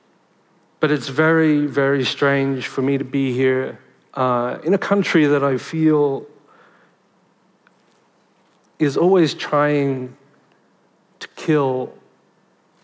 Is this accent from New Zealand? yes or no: no; Sydney, New South Wales, Australia; And I was born in Liverpool, in Western Sydney.